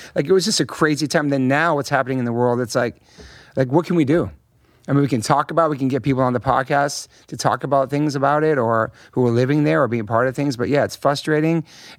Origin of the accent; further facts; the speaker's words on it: Hollywood, California, United States; And I grew up around a lot of awesome musicians and people, and I'm very lucky, man, especially a kid growing up in Hollywood, too.